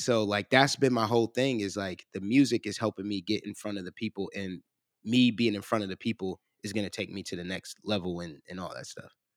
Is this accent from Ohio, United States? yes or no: yes; Cleveland, Ohio, United States; now in Columbus, United States; I'm originally from Cleveland